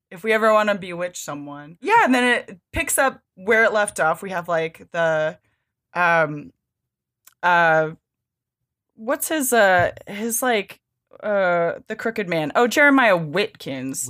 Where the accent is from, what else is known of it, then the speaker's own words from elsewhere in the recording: Pennsylvania, United States; I grew up in Pennsylvania